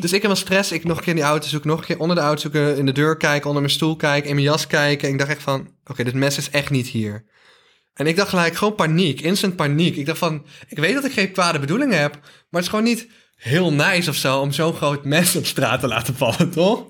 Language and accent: Dutch; North Brabant, Netherlands; accent: Brabants